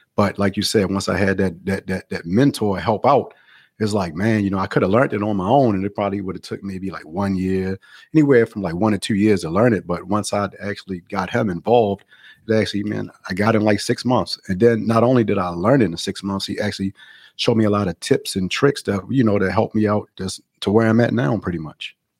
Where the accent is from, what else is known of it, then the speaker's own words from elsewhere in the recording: Baltimore, Maryland, United States; moved away as an adult; now in Los Angeles, United States; I'm actually from Baltimore, Maryland, so I moved to California, um, like eleven years ago, I moved to L